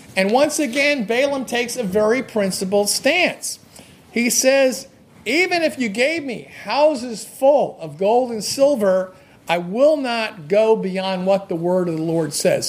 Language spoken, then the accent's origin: English; New Jersey, United States; I grew up in New Jersey.